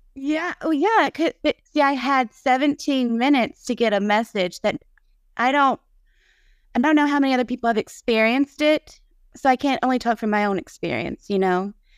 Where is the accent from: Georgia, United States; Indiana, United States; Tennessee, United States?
Tennessee, United States; Nashville; now in Munford, United States; I'm from Nashville, but I live in a s, small town, And now, and I'm the only one in a small little town here in Munford, Tennessee